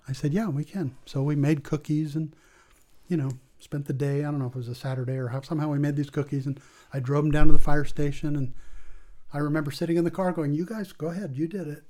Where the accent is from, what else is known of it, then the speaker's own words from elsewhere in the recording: La Jolla, California, United States; moved away as an adult; also born or lived in Guatemala; I grew up in La Jolla, California. That's where I went to high